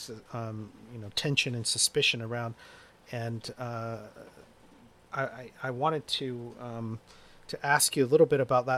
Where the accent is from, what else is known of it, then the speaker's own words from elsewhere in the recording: Colorado, United States; I grew up partly in Colorado